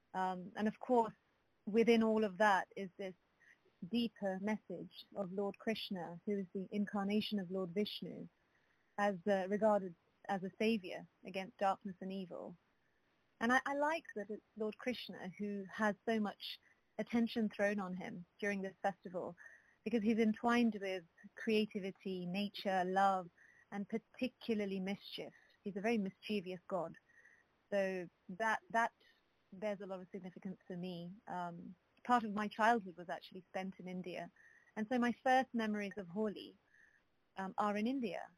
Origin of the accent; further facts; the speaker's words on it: London, United Kingdom; I was born in London